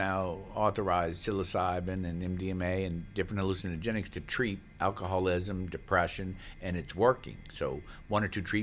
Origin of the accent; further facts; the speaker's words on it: New Orleans, Louisiana, United States; growing up in New Orleans